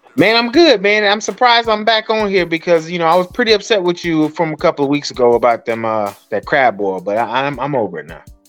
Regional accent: Atlanta, Georgia, United States; I'm from Atlanta, and so we had this big uh, a skating ring on the east side of Atlanta called Golden Glide, and that was a place you had to be on a Friday and Saturday night

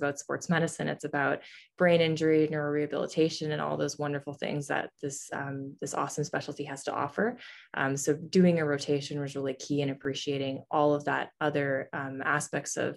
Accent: Canada; now in St. Louis, United States; I'm actually originally from Canada.

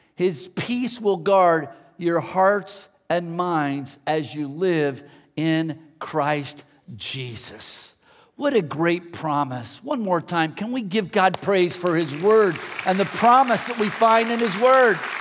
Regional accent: the Bay Area, California, United States; I grew up in the Bay Area

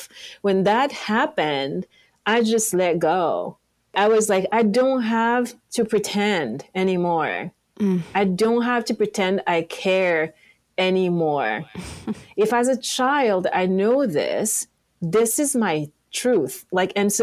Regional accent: Yaoundé, Centre, Cameroon; English is a second language; moved away as an adult; also born or lived in France; now in Los Angeles, United States; Yaoundé, my hometown

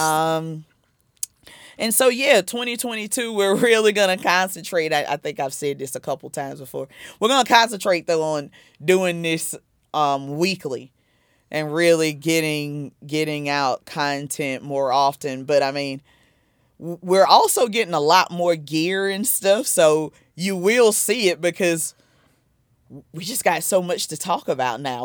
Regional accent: South Carolina, United States; now in New Jersey, United States; I'm originally from South Carolina.

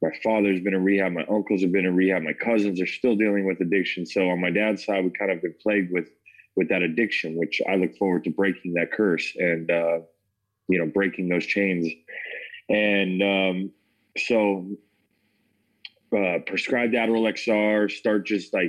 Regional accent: Parker, Colorado, United States; also born or lived in Denver, Colorado; I grew up in Parker, Colorado, born in Denver, grew up in Parker, grew up with a good family

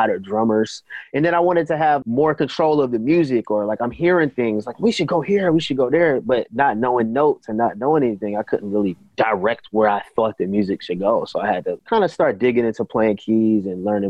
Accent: Philadelphia, Pennsylvania, United States; I was born and raised in Philly

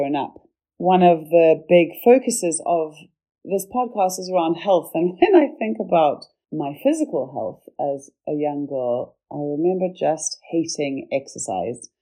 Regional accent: Zimbabwe; moved away; also born or lived in Cape Town, South Africa; from growing up in Zimbabwe to coming to Cape Town in South Africa

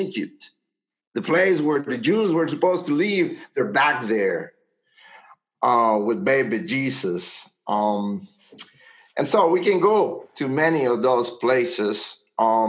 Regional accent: Honduras; now in United States; I was born in Honduras, my grandfather was a white from the South, and my great-grandfather was from Great Britain

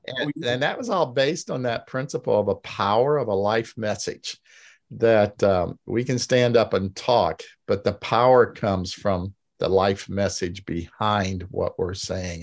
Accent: Indiana, United States; I grew up in Indiana

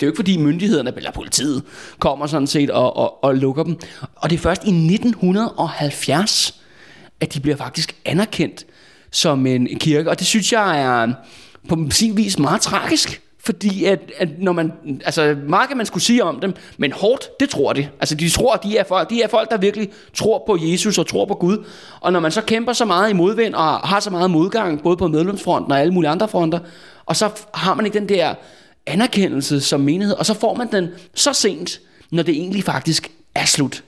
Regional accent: Copenhagen, Capital Region of Denmark, Denmark; jeg er sådan en rigtig københavner med et, øh, med et stort K

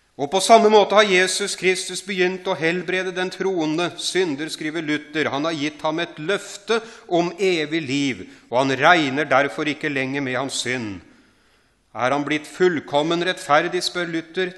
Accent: Horten, Vestfold, Norway; jeg vokste opp utafor Horten

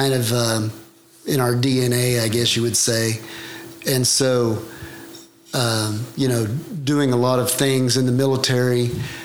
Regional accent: May, Oklahoma, United States; I was born and raised about 30 miles from here, okay, in a small town called May

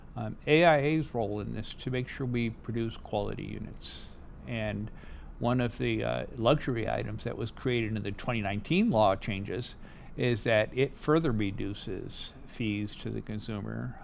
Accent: New England, United States; moved away as an adult; also born or lived in Boston / United Kingdom / Germany; now in San Diego, United States; I uh, had the opportunity to be born in New England.

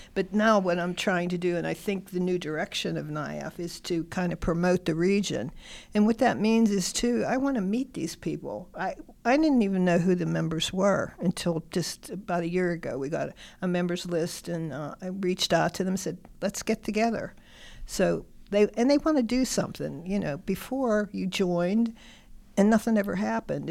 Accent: Stowe Township, Pennsylvania, United States; I'm from Stowe Township, which is, I live now in Kennedy Township. I've always been from this area.

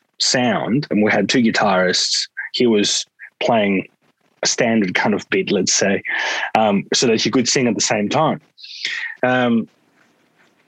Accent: Greece; now in Australia; growing up in Greece

